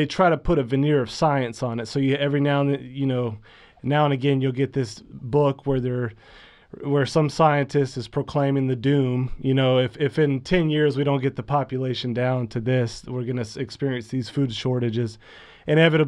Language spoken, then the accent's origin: English; United States; as an American